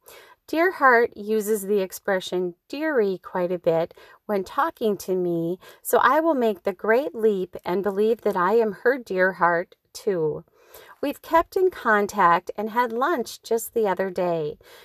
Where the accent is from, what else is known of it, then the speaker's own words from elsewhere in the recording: Schroeder, Minnesota, United States; up on the beautiful north shore of Lake Superior in the little town of Schroeder, which is where I grew up living on the Kramer Road.